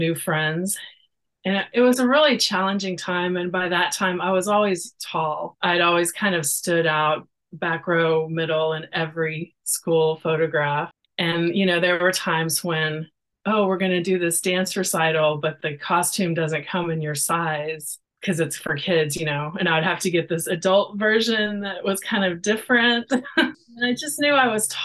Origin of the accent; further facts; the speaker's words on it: Texas, United States; now in Oregon, United States; Well, I live in Oregon, but I'm from Texas